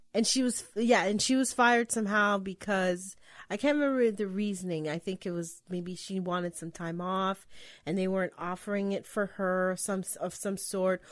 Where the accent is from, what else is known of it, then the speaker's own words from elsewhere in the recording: Canada; We're Canadian